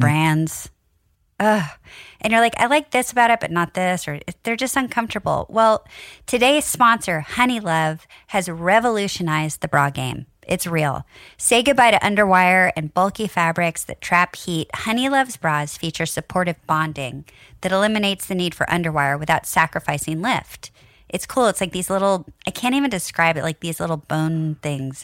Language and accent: English; Nebraska, United States; I'm from Nebraska